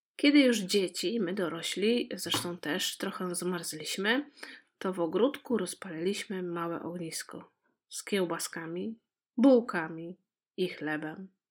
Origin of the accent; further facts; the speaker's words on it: Poland; moved away as an adult; now in Netherlands; Każda z nas dziewczyn, które tam się spotkała, pochodzi z różnych regionów Polski